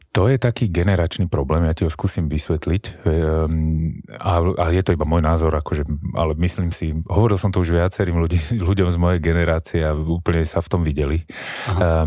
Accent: Bratislava, Bratislava Region, Slovakia; u nás v Bratislave

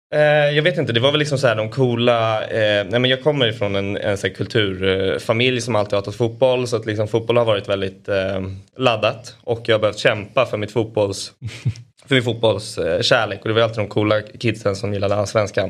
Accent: Denmark; jag är dansk

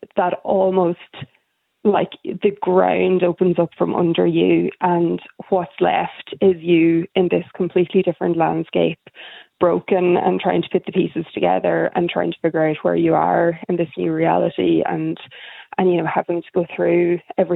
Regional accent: Donegal, Ulster, Ireland; now in Dublin, Ireland; I live in Dublin, but I'm originally from Donegal

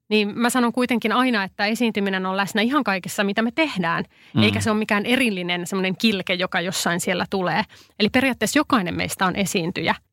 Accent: Pirkanmaa, Finland; Mä oon itse pirkanmaalainen

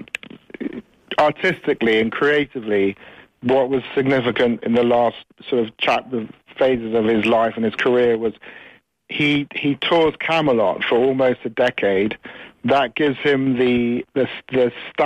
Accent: England, United Kingdom; also born or lived in United States; I can't call myself Irish because I was, you know, I was raised in England and I wasn't exposed to the Irish culture.

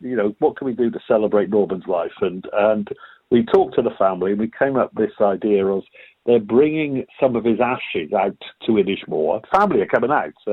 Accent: Welsh, Wales, United Kingdom; I'm Welsh

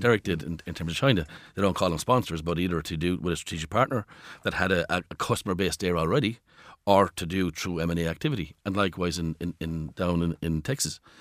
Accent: Ireland

